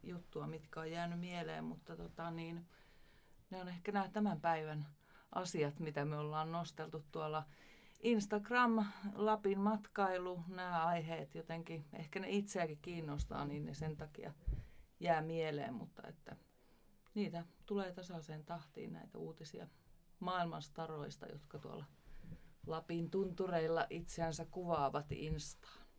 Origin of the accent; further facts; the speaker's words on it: Ivalo, Lapland, Finland; minä olen syntynyt Ivalossa